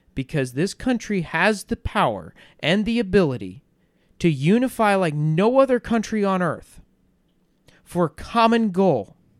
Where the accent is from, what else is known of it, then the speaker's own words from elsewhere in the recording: United States; I am an American